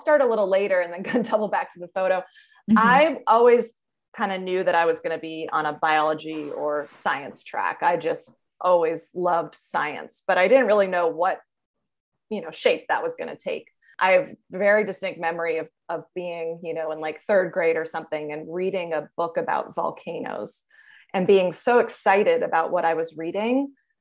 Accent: New York area, United States; I grew up in the New York area

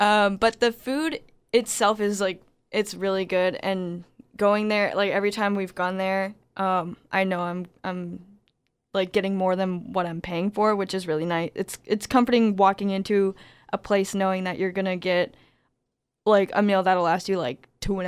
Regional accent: Gwinnett County, Georgia, United States; moved away; Me being from the area that I'm from Gwinnett County, like the Beaufort area, like just, I guess, the definition of suburban lifestyle.

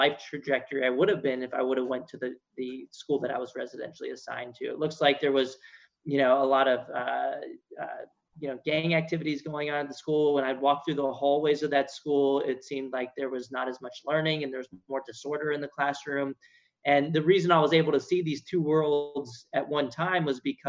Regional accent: San Antonio, Texas, United States; moved away as an adult; now in Washington, D.C., United States; I grew up in San Antonio, Texas

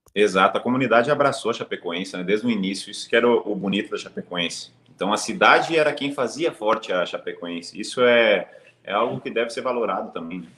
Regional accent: Brazil; como brasileiro

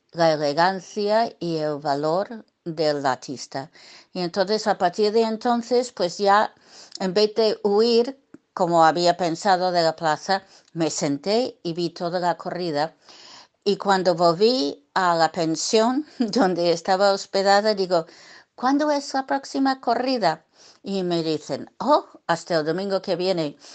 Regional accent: New York, United States; born there; Yo nací en, Nueva York, en los Estados Unidos. Eh, me gusta decir que nací en el barrio de Triana, eh, porque nací en Brooklyn

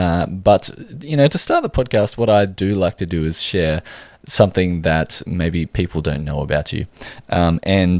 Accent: Australia

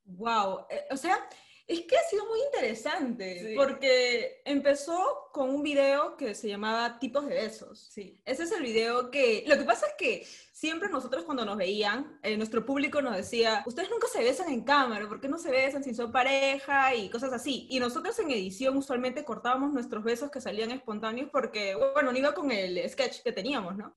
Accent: Peru; nosotros somos de Perú

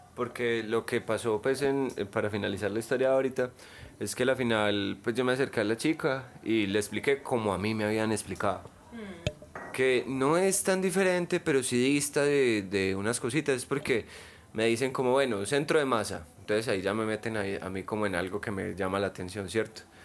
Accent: Medellín, Antioquia, Colombia; also born or lived in Bello; yo soy de acá. Yo nací en la León 13

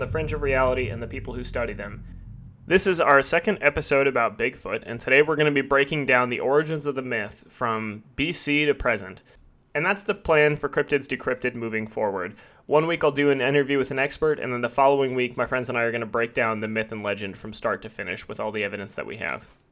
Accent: Pacific Northwest, United States; my experience growing up in the Pacific Northwest

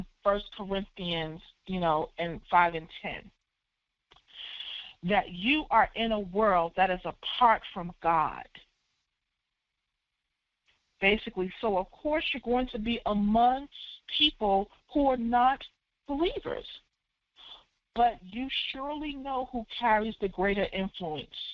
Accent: Philadelphia, Pennsylvania, United States; I'm from Philly, so, you know, Broad and Erie, Germantown and Westmoreland

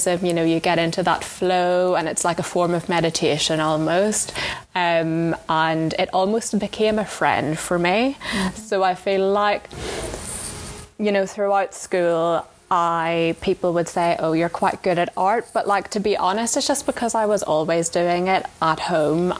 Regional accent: Enniskillen, Northern Ireland, United Kingdom; moved away as an adult; also born or lived in London; I grew up in Enniskillen with my mum

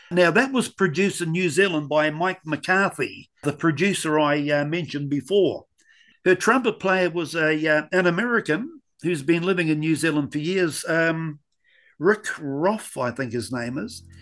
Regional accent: Scotland, United Kingdom; Being Scottish, there's no shortage of good drummers in Scotland.

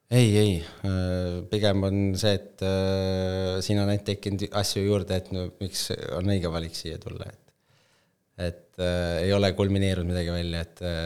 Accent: Tallinn, Harju County, Estonia; kust ma tulen, Tallinna poiss Äh, koolis käinud Tallinnas Õismäel

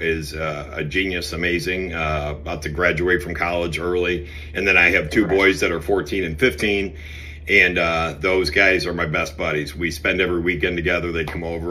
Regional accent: Cleveland, Ohio, United States; I grew up in Cleveland, obviously, you know, on the west side of Cleveland

